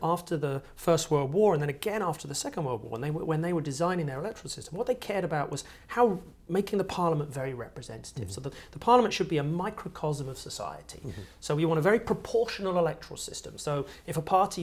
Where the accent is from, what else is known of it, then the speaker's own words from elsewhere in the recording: Sussex, South East England, United Kingdom; I grew up in Sussex